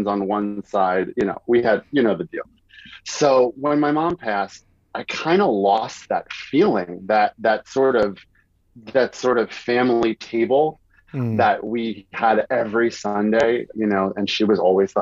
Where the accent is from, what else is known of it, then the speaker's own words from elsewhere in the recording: New York City, New York, United States; moved away as an adult; also born or lived in Westchester, New York / Manhattan, New York; now in Atlanta, United States; I grew up in Morris Park